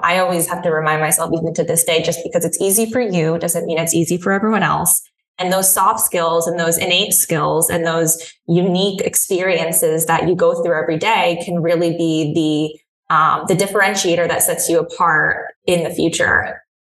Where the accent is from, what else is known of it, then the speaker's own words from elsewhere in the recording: Hudson Valley, New York, United States; also born or lived in Philadelphia; now in New York City, United States; I grew up in the Hudson Valley in New York, so it's about an hour and a half outside of Manhattan